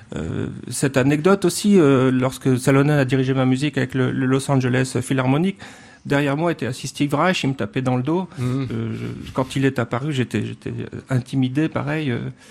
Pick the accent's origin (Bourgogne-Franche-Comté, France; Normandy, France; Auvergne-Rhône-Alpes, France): Normandy, France; Caen; je suis né en Normandie, au bord de la mer, ah presque, presque au bord de la mer, à Caen